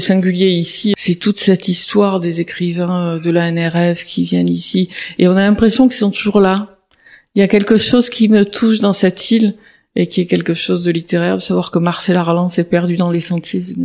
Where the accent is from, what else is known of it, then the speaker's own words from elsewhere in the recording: Marseille, Provence-Alpes-Côte d'Azur, France; j'ai grandi à Marseille